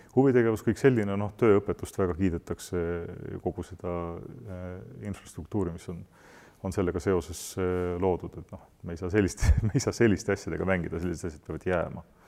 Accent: Estonia; me identifitseerime ennast eestlastena, me peame oma kultuuri ja keelt eh, kalliks

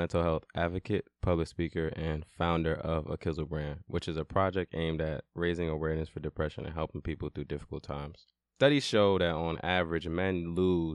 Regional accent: New York City, New York, United States; also born or lived in Brooklyn, New York; growing up from the age of five to my teenage years, I felt kind of invincible in Queens

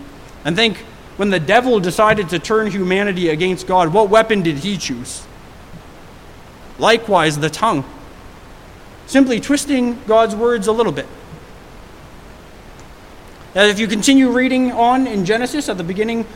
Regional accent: Hamilton, Ontario, Canada; moved away as an adult; now in Surrey, Canada; I moved here from Hamilton, Ontario. And I grew up downtown Hamilton

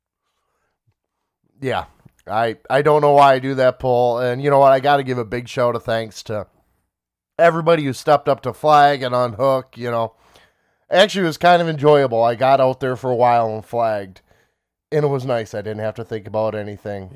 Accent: Smiths Creek, Michigan, United States; living and growing up in Swiss Creek.

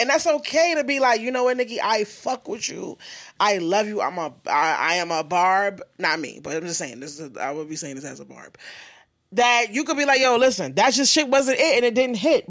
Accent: New York, United States; I'm from New York

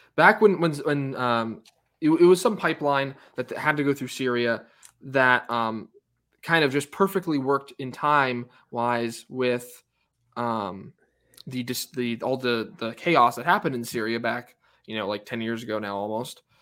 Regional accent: United States; as an American, you know, as someone who's, who's still l, living in this country

